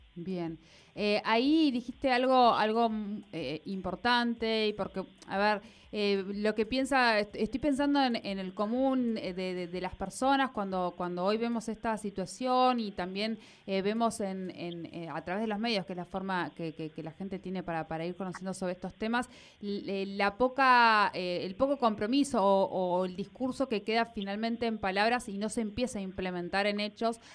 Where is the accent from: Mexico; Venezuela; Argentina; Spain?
Argentina; nuestras cabecitas acá en Argentina.